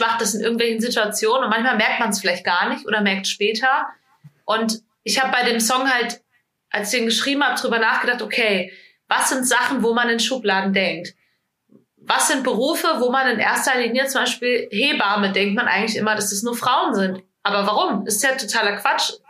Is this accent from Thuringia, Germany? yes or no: no; small village near Fulda, Hesse, Germany; now in Hamburg, Germany; Ich komme aus einem ganz kleinen Dorf in Hessen. Ähm, in der Nähe von Fulda bin ich aufgewachsen